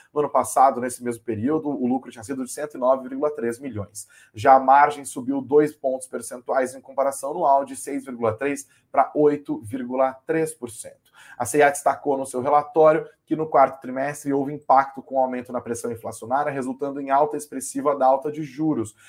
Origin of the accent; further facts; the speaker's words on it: Brazil; a gente, enquanto brasileiros